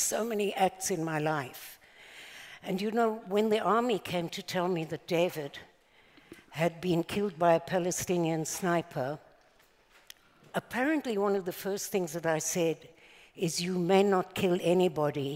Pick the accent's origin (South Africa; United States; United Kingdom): South Africa; now in Israel; As you probably recognize by now, I'm not exactly an Israeli accent. So I was born in South Africa